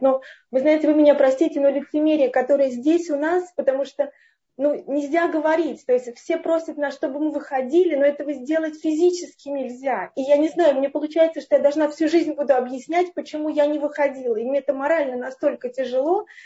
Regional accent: Moscow, Russia; Я вообще из Москвы

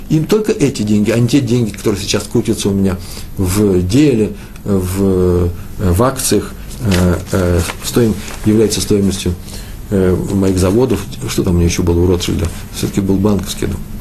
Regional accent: Moscow, Russia; moved away; я из Москвы

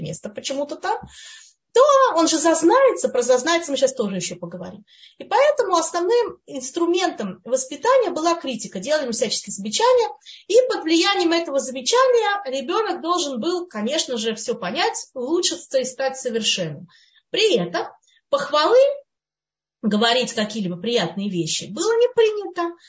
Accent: Russia; moved away; мы которые мы выросли, скажем, в России, в Советском Союзе, кто где вырос, да, в той среде

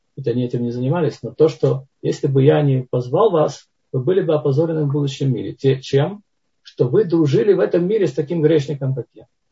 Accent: Tbilisi, Georgia; moved away; я это вам говорю как не ереванец, а как тбилисец

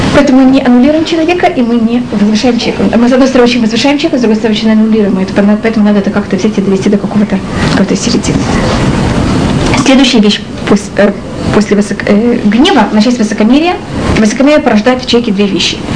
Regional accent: Russia; moved away; мы из России

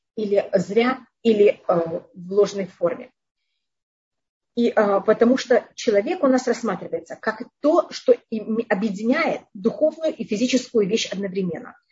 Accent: Tashkent, Uzbekistan; moved away; я жила в Ташкенте тогда, я там родилась

